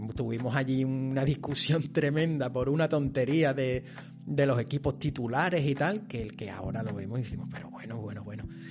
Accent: Seville, Andalusia, Spain; yo soy de Sevilla

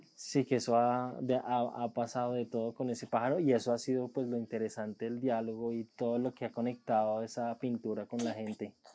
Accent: Colombia; la primera vez que salí de Colombia fue a Ecuador

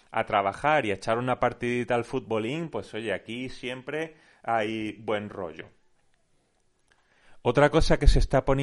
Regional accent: Málaga, Andalusia, Spain; yo soy de Málaga, estamos bastante hartos de escuchar

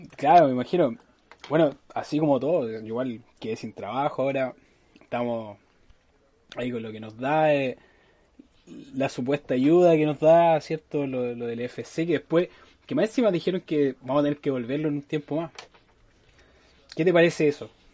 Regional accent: Chile; cuando somos chilenos, los chilenos mm. somos así

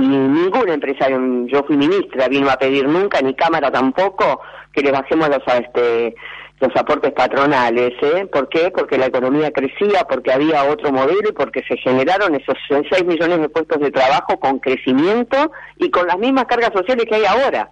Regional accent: Argentina; vamos a tener otra posibilidad como argentinos

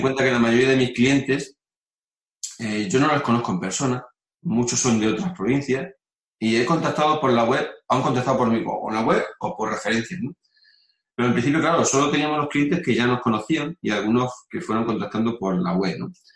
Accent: Mérida, Extremadura, Spain; moved away as an adult; now in León, Spain; yo soy de Mérida, y, me vine a vivir a, León pues el 2000, en el 2001.

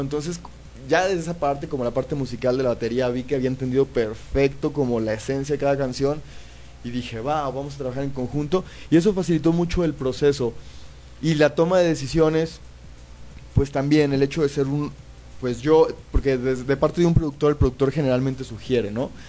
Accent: Mexico; yo vivo en México, soy mexicano

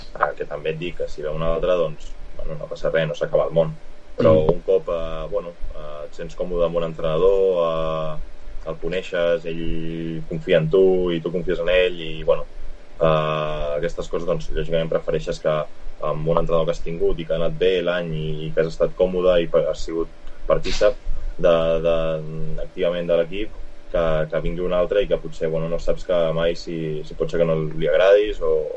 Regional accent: Vilanova i la Geltrú, Catalonia, Spain; Jo soc de Vilanova

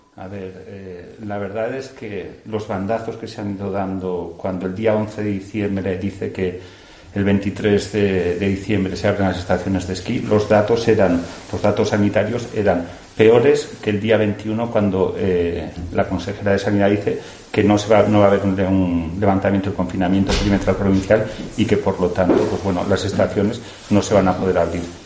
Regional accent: Aragon, Spain; estoy orgulloso de ser aragonés, estoy orgulloso de ser alcalde de mi pueblo

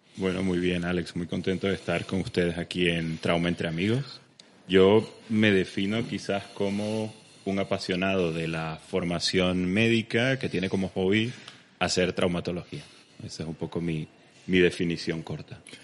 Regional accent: Venezuela; moved away as an adult; also born or lived in Valencia, Spain / Barcelona, Spain; now in Spain; me tocó emigrar de Venezuela muy temprano, ya hace unos 12 años que salí de Venezuela. Me vine a España a hacer la especialidad

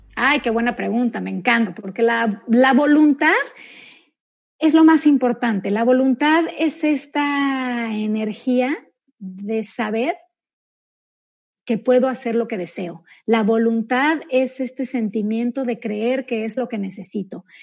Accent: Mexico; yo soy mexicana también como tú

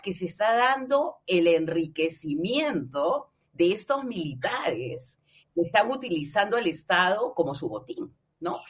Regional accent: La Punta, Callao, Peru; ni yo dejo de ser de la punta, pero somos peruanos

